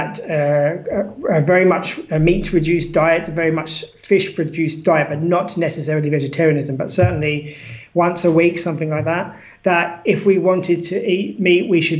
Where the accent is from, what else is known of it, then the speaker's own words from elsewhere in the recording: United Kingdom; now in Lisbon, Portugal; I'm British